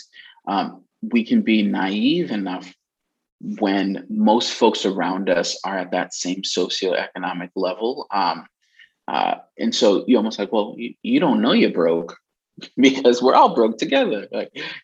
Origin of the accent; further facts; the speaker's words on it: New York City, New York, United States; moved away as an adult; also born or lived in Queens, New York / Boston, Massachusetts; now in Massachusetts, United States; I'm originally Brooklyn, New York. I was born in Queens